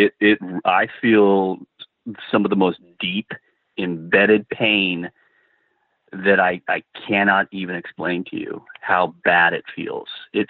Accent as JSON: {"language": "English", "region": "Indiana", "country": "United States", "said": "I said, \"Hey, you know, I'm from Indiana,\""}